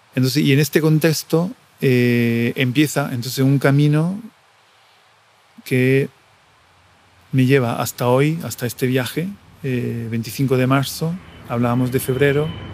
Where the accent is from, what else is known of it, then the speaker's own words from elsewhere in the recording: Coreno Ausonio, Lazio, Italy; Spanish is a second language; moved away as an adult; also born or lived in Rome / Buenos Aires; Mi pueblo, Correna Ausonio, en el sur del Lazio, mm, que está entre Roma y Nápoles, en Italia un pueblo de 1.600 habitantes eh, en el que he vivido hasta, hasta mis 19 años